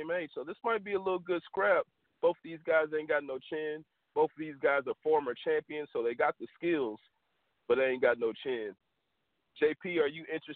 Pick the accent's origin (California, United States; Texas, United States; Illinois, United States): Texas, United States; I'm from Texas, man. We pronounce stuff a little different